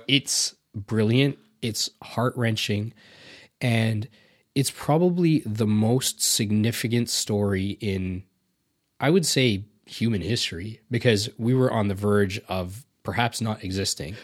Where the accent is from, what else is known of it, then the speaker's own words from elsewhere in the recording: Canada; also born or lived in India; I grew up here